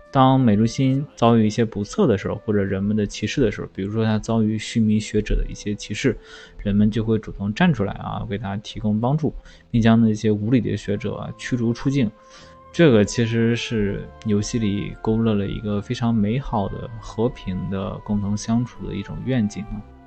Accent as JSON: {"language": "Chinese", "region": "northern China", "country": "China", "moved": "yes", "said": "尤其是作为一个北方人啊，在南方的这种河边儿去旅游也是一种，啊，非常新的一个体验"}